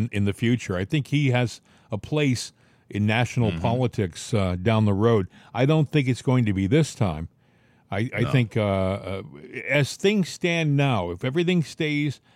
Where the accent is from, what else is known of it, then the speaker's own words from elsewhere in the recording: Rhode Island, United States; moved away as an adult; also born or lived in New York City; I was a kid from Rhode Island who didn't have a lot of New York City experience